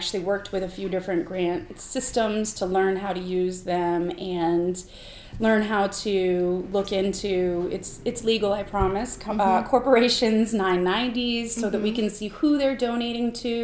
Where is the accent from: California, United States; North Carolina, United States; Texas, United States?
North Carolina, United States; also born or lived in Amherst, New Hampshire; now in Mount Vernon, United States; I've lived in 6 different states, and I grew up in North Carolina